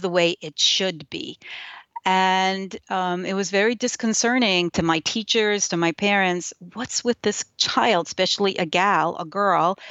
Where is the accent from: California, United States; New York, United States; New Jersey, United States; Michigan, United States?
New York, United States; New York City; first language Yiddish; English is a second language; I grew up in New York. in a small place. So I, I, I think of it as small. I don't think it's very small, but it's in Brooklyn where, in, in Williamsburg, Brooklyn